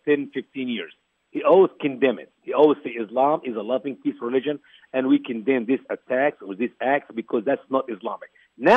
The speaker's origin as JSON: {"language": "English", "country": "Egypt", "tie": "born or raised there", "moved": "yes", "lives_now": "United States", "said": "my home country, Egypt"}